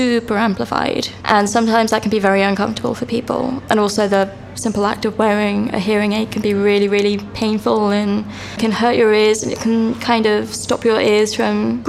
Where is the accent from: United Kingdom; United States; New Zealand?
United Kingdom; Reading, South East England; I grew up in Reading